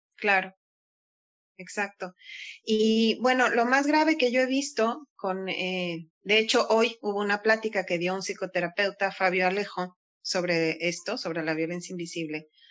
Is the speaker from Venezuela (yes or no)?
no; Mexico; moved away as an adult; also born or lived in Andalusia, Spain; now in Spain; yo soy mexicana, orgullosamente mexicana